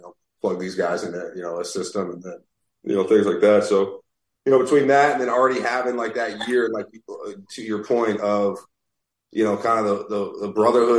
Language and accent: English; Naples, Florida, United States; moved away as an adult; I was from Naples